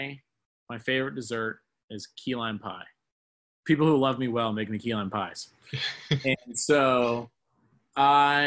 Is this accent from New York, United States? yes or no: no; Cranberry Township, Pennsylvania, United States; moved away as an adult; now in State College, United States; I grew up in Pittsburgh, Pennsylvania, about 20 minutes north in a town called Cranberry Township